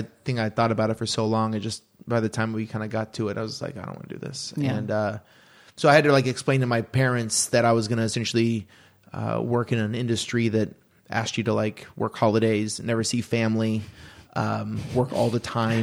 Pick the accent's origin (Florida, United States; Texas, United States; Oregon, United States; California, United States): Oregon, United States; Aurora; moved away; I grew up about 20-25 minutes south of Portland